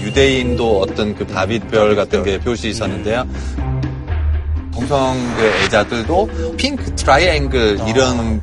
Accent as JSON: {"language": "Korean", "region": "Hamburg", "country": "Germany", "tie": "born or raised there", "second_language": "Korean", "moved": "yes", "lives_now": "South Korea", "said": "저의 고향 함부르크인데"}